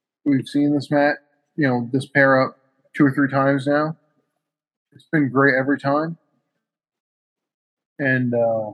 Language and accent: English; New England, United States; I'm from New England